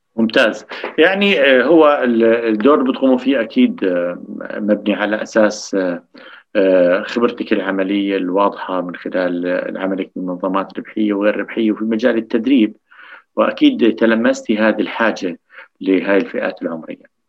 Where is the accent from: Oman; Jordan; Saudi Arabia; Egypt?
Jordan; عندنا بالاردن